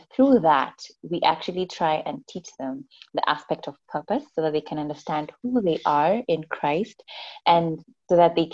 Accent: Kenya; I'm from Kenya

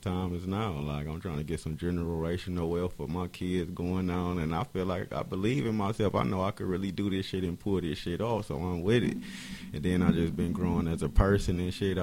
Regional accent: Cleveland, Ohio, United States; I'm straight from Cleveland.

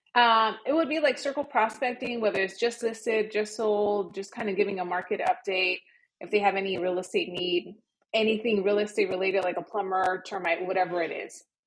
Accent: Los Angeles, California, United States; moved away as an adult; now in Miami, United States; Born and raised in Los Angeles

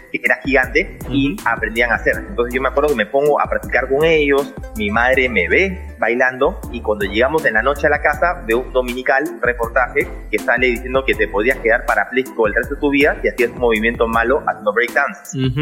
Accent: Peru; also born or lived in New York, United States; Yo nací en Nueva York, eh, eh, padre americano, mamá peruana entonces yo viví en los Estados Unidos casi hasta los 10 años y medio, bordeando los 11 años, y de ahí me vine al Perú

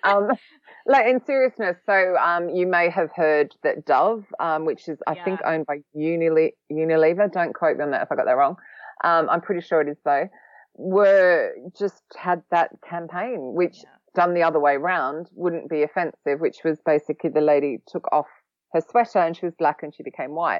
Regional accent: Australia; now in London, United Kingdom; I'm also an Australian who has lived in London for a long time

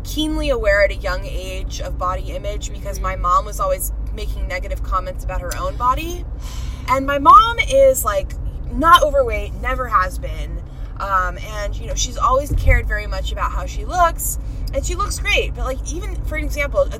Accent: Miami, Florida, United States; I grew up in Miami, which is a very superficial place

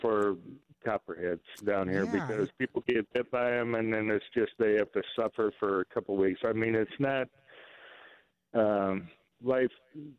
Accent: Illinois, United States; now in Tennessee, United States; Okay, we moved to Tennessee from Illinois about 2 years ago, and we have copperhead snakes down here.

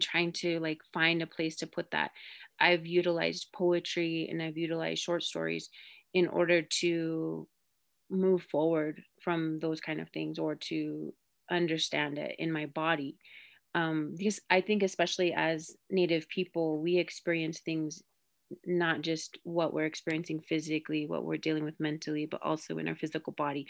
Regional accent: Rosebud, South Dakota, United States; I'm Sichangku Lakota. I'm originally from Rosebud, South Dakota

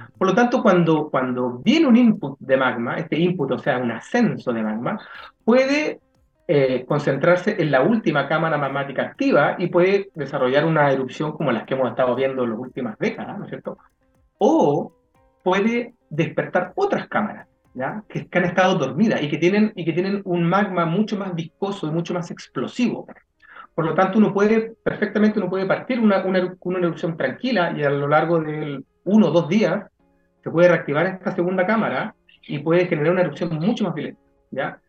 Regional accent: Chile

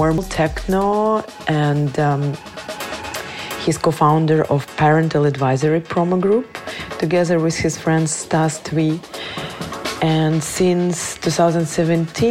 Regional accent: Kyiv, Ukraine; moved away; I'm from Kyiv, Ukraine, the capital of brave people

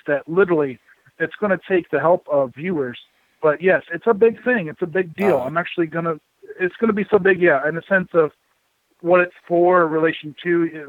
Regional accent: Mansfield, Ohio, United States; I was born and raised in the Mansfield area

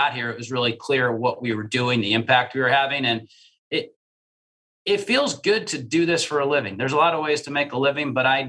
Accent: New Jersey, United States; I grew up in New Jersey, and my grandparents lived in Brooklyn

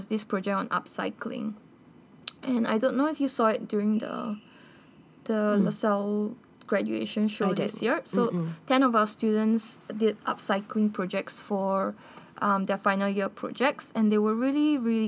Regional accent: Bolivia; moved away; I'm actually from Bolivia

